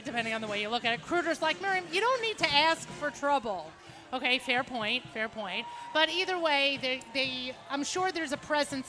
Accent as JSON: {"language": "English", "town": "New Rochelle", "region": "New York", "country": "United States", "tie": "born or raised there", "said": "when I was growing up in New Rochelle"}